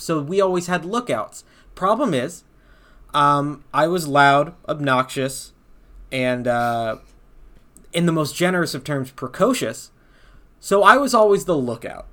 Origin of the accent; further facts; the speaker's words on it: the South, United States; we're from the South